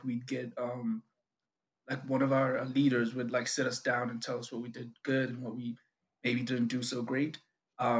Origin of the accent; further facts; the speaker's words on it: South Africa; first language Zulu; English is a second language; I'm from South Africa.